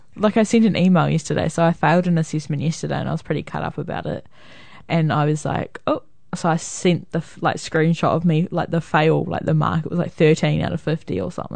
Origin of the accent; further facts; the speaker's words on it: New Zealand; I'm from New Zealand